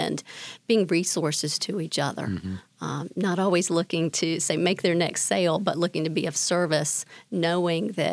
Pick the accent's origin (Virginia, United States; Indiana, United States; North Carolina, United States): North Carolina, United States; Winston-Salem; also born or lived in Raleigh; I grew up in Winston-Salem in an entrepreneurial family